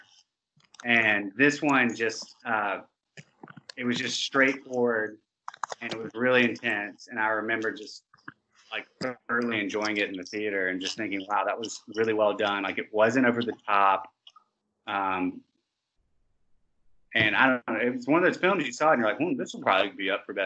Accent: Montgomery, Alabama, United States; we're all from Montgomery, Alabama

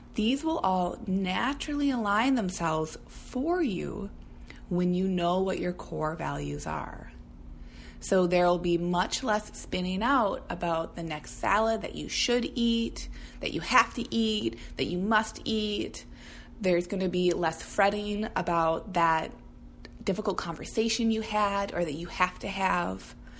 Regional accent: Minnesota, United States; now in Portland, United States; as a Minnesotan

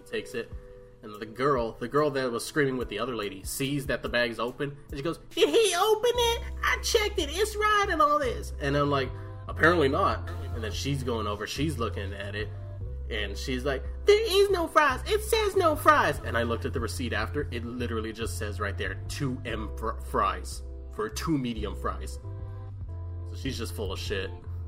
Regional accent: Texas, United States; Yeah, I'm from Texas.

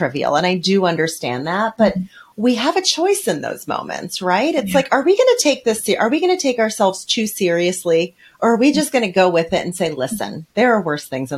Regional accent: New York City, New York, United States; I'm from New York City

